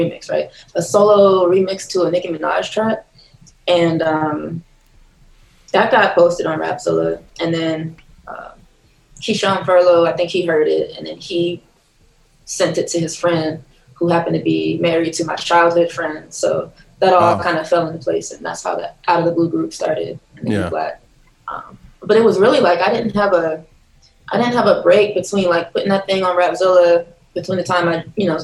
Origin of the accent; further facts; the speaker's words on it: Ewing, New Jersey, United States; also born or lived in East Orange, New Jersey; I grew up in central New Jersey, in Ewing.